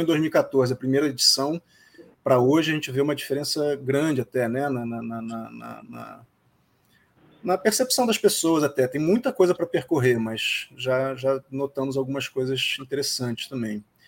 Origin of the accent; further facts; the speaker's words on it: Rio de Janeiro, Brazil; a gente é do Rio